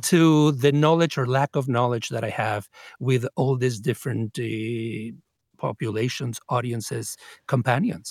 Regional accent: Mexico; English is a second language; moved away as an adult; also born or lived in New York City; now in United States; I came from Mexico. I had grown up in a multilingual environment, in a, a, a Jewish, Yiddish-speaking enclave

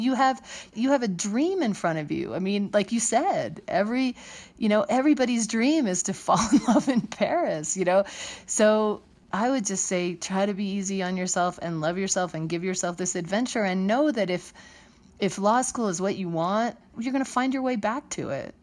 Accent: Trenton, New Jersey, United States; moved away as an adult; also born or lived in Ohio / Colorado / Utah; I was born in New Jersey, in Trenton, New Jersey

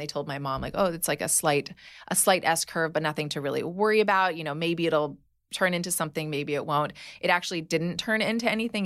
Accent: Hawaii, United States; moved away; I grew up in Hawaii

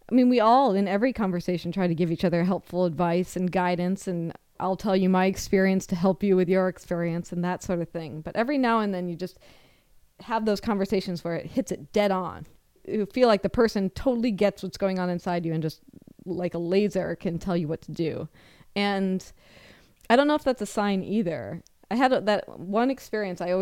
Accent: Rock Island, Washington, United States; I grew up in Rock Island, Washington, which is in central Washington, and I went to the local high school.

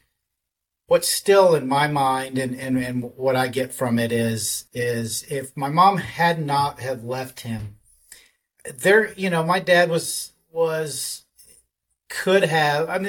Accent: Dallas, Texas, United States; I grew up in Dallas, Texas. I'm a Texas boy. I've been here all my life

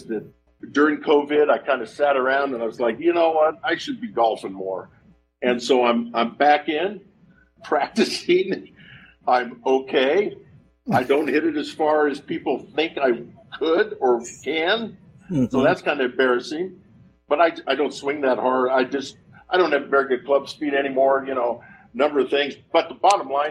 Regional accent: Oregon, United States; I'm from Oregon

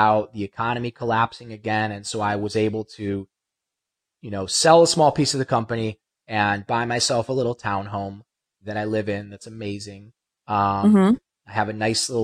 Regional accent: Ohio, United States; also born or lived in Los Angeles; now in Malibu, United States; I'm from Ohio

